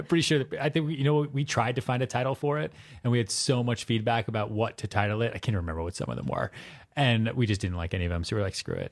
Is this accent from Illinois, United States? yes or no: no; outside Boston, Massachusetts, United States; also born or lived in Texas; now in New York City, United States; I was born in Texas. I grew up outside Boston.